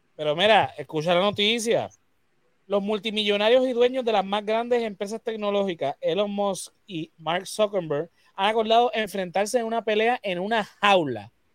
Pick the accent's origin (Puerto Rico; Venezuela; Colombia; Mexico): Puerto Rico; nosotros, como puertorriqueños, que somos parte de Latinoamérica